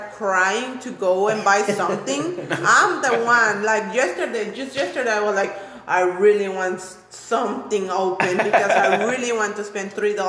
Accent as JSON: {"language": "English", "town": "Orange", "region": "Texas", "country": "United States", "tie": "born or raised there", "said": "my hometown is like a orange city."}